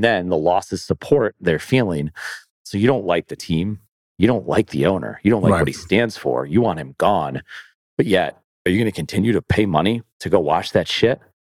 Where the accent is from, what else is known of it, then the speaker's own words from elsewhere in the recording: Buffalo, New York, United States; I'm from Buffalo.